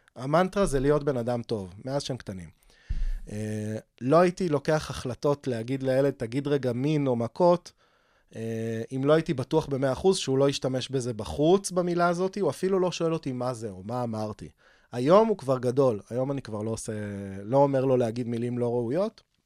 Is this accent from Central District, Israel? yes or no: yes; Rishon LeZion, Central District, Israel; also born or lived in Beersheba / Eilat; now in Holon, Israel; חזרנו לבאר שבע לכיתות א'-ב', ועברנו לראשון ב-88, ב- אה, שם התחלתי ג' ו- ואז אה, רשל"צי עד, עד גיל 27